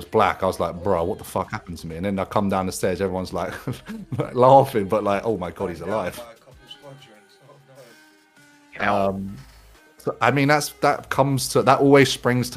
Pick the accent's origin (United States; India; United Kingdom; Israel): United Kingdom; I'm a Brit abroad in fucking Benidorm